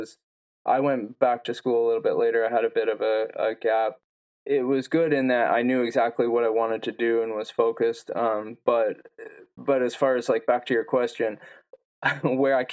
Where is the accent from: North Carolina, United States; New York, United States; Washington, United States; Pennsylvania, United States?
Washington, United States; also born or lived in El Paso, Texas; I was raised here in Washington, and so all my family and friends were here